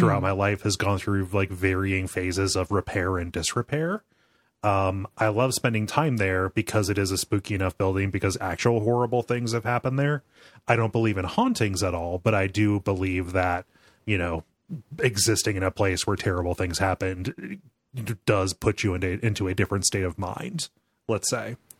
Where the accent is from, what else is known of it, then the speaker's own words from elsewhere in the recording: Mansfield, Ohio, United States; here in, uh, Mansfield, North Central Ohio